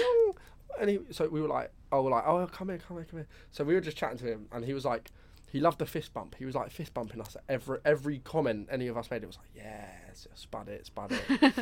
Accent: Brighton, South East England, United Kingdom; I'm from Brighton

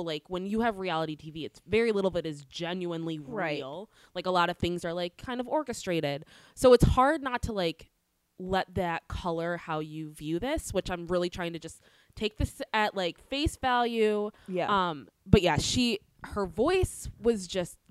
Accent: DC, East Coast, United States; now in Los Angeles, United States; I come from the East Coast. Near DC

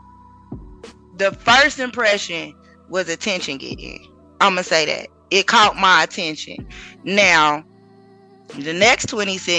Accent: Oklahoma, United States; I'm from Oklahoma

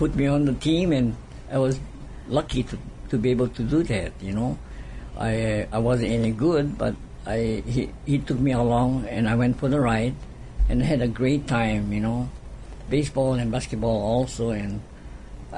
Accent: Holualoa, Hawaii, United States; my hometown team, Halo'aloha

